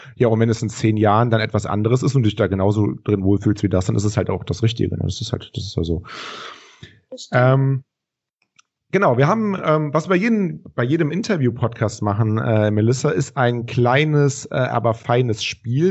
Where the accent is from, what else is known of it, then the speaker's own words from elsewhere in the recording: Rhineland, Germany; wir kommen aus dem Rheinland